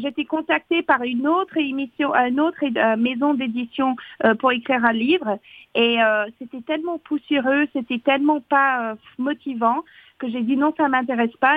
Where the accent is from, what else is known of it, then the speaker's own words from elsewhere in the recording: Fox Creek, Alberta, Canada; now in France; j'ai grandi dans le Grand Nord, mais vraiment le Grand Grand Nord